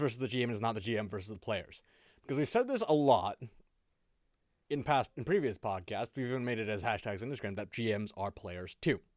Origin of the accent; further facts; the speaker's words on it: United States; I'm still American